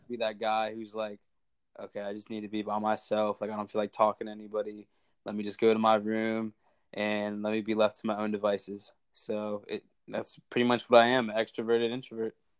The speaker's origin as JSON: {"language": "English", "town": "Harrisburg", "region": "Pennsylvania", "country": "United States", "said": "I'm from Harrisburg, Pennsylvania"}